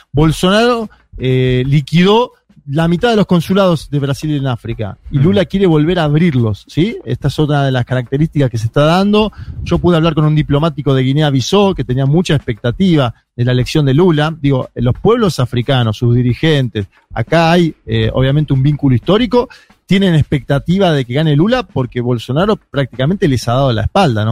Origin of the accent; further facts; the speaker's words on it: Argentina; como argentinos